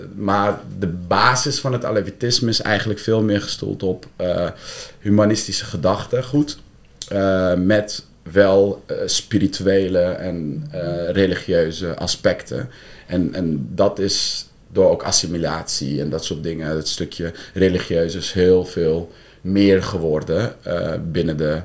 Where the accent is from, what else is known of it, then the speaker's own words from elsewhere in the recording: Deventer, Overijssel, Netherlands; moved away as an adult; also born or lived in Amsterdam; ik ben zelf geboren en getogen in Deventer